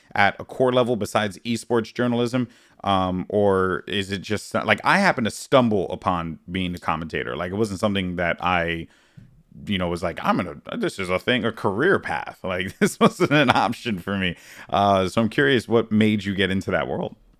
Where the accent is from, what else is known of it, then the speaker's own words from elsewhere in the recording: New York City, New York, United States; moved away as an adult; now in Brooklyn, United States; I'm from the Bronx